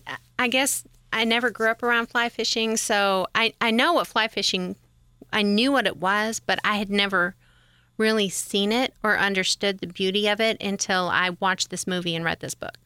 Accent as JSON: {"language": "English", "region": "Great Lakes", "country": "United States", "tie": "born or raised there", "said": "I grew up around the Great Lakes, so..."}